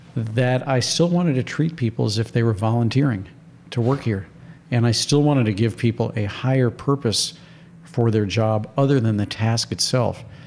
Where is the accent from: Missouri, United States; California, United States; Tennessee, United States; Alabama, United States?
Missouri, United States; St. Louis; moved away; I went to five different schools growing up in St. Louis